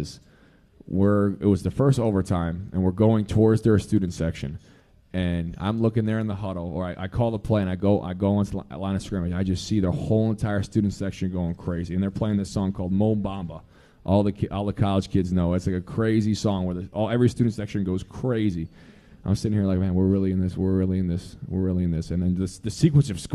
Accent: New Jersey, United States; moved away as an adult; I'm from Central Jersey. Yes, Central Jersey does exist.

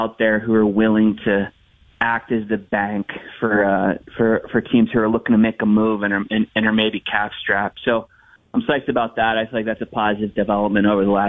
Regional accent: United States; as an American

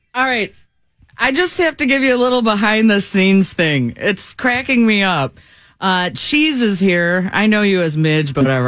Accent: Brookfield, United States; I grew up in Brookfield

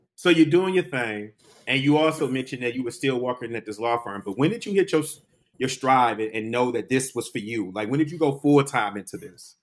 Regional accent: Detroit, Michigan, United States; moved away; also born or lived in New York; I'm a Detroit native

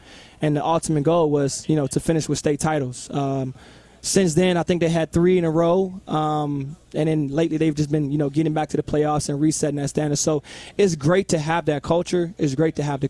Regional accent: Virginia, United States; it's my hometown

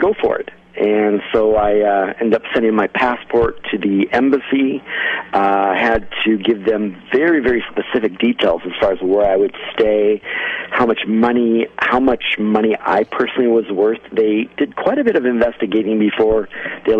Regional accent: United States; also born or lived in Mexico; I was their first representation of an American

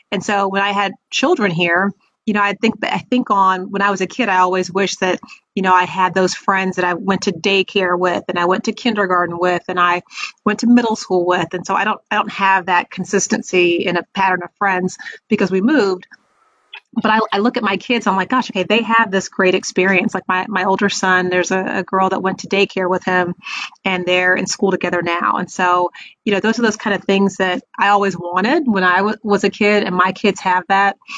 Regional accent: Raleigh, North Carolina, United States; but I went to high school in Raleigh, North Carolina. So I always say I'm from North Carolina, um, and we we lived there for quite a while.

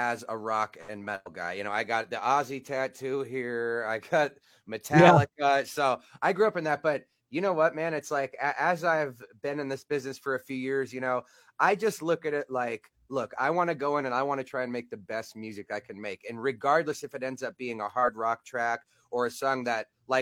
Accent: Black Hills of South Dakota, United States; also born or lived in northwest Indiana, outside Chicago; I was actually born in, like, the Chicago area, outside of Chicago, northwest Indiana, until I was about 8 or 9 years old. And then, yeah, I moved up here to South Dakota, Black Hills of South Dakota

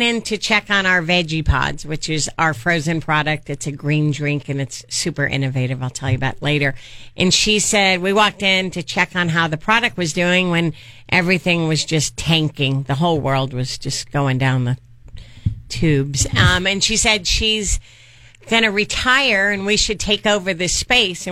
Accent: Bay Area, California, United States; moved away as an adult; also born or lived in Paso Robles, California; I'm originally from the Bay Area

